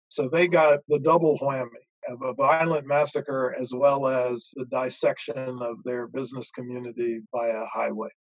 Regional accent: Durham, North Carolina, United States; my hometown of Durham, North Carolina

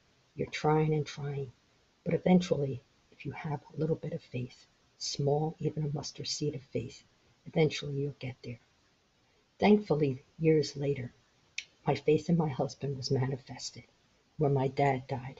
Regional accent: Philadelphia, Pennsylvania, United States; moved away as an adult; now in Florida, United States; we grew up in South Philly

